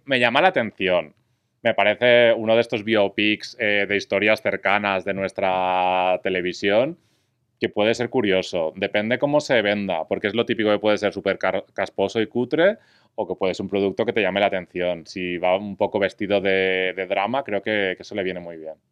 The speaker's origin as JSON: {"language": "Spanish", "region": "Valencian Community", "country": "Spain", "said": "soy valenciano"}